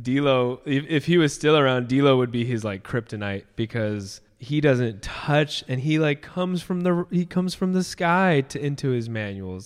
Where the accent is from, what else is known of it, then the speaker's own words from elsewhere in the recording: near Disneyland, California, United States; I grew up near Disneyland